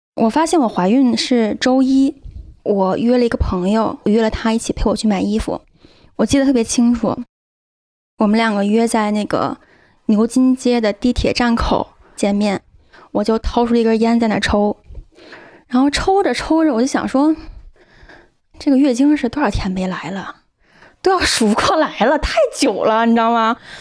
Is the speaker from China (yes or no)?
yes; China; also born or lived in United Kingdom; now in Chengdu, China; 我是一个中国人